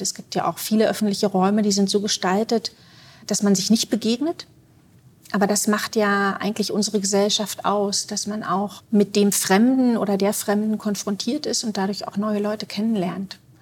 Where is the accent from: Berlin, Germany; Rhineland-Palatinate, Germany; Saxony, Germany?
Berlin, Germany; moved away as an adult; now in Zurich, Switzerland; Ich würde mich auch nicht mehr als Berlinerin bezeichnen